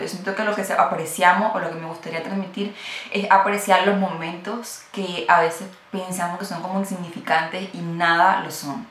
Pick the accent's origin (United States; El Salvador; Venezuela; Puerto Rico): Venezuela; moved away; yo soy venezolana